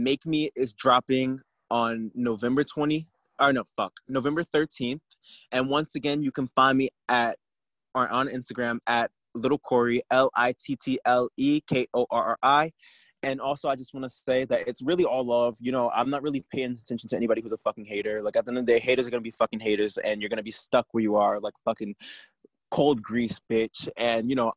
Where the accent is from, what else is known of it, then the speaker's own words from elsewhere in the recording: New Jersey, United States; I am from Jersey